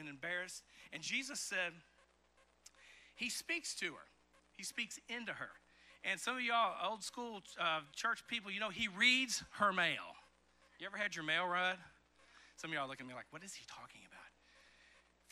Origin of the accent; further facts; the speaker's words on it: eastern Kentucky, United States; also born or lived in Chicago, Illinois; I moved in the fifth grade from Chicago, Illinois, where the houses were right next to each other, to the country out in Kentucky, in eastern Kentucky